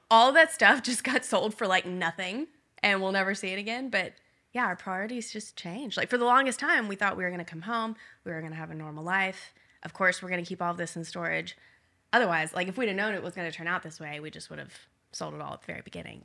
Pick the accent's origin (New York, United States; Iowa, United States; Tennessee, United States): Tennessee, United States; Nashville; moved away as an adult; we grew up in Nashville.